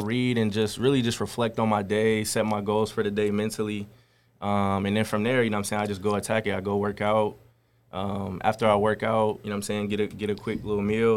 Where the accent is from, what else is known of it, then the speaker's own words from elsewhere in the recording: Cincinnati, Ohio, United States; also born or lived in Columbus, Ohio; I was raised in Cincinnati, Ohio